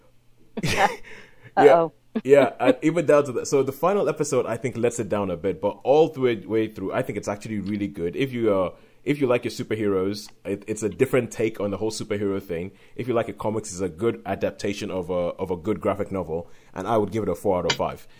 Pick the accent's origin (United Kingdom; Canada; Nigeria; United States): Nigeria; we're both Nigerian. We grew up in Nigeria